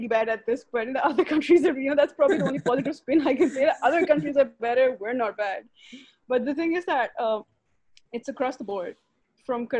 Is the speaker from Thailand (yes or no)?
no; Islamabad, Islamabad Capital Territory, Pakistan; I'm from Islamabad and most of the schools here are in houses.